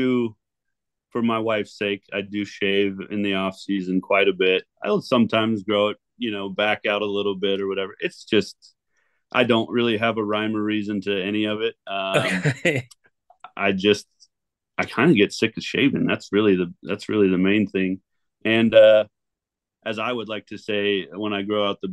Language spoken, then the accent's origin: English; 4-hour drive from Seattle, Washington, United States; I've since moved back to my hometown just on the other side of the state. So we are a 4-hour drive from Seattle